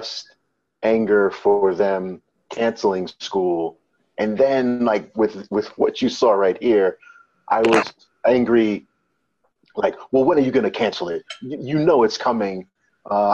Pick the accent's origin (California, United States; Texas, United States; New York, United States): New York, United States; moved away as an adult; now in Washington, D.C., United States; as a New Yorker, a native New Yorker